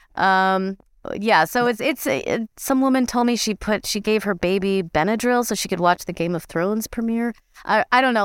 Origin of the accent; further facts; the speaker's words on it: Midwest, United States; moved away; I grew up in the Midwest